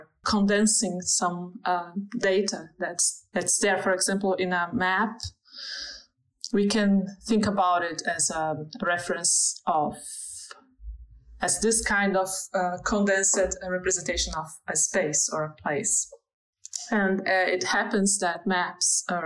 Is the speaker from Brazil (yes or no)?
yes; Brazil; English is a second language; moved away as an adult; now in Germany; I'm from Brazil, and even when I the first big move I made was inside Brazil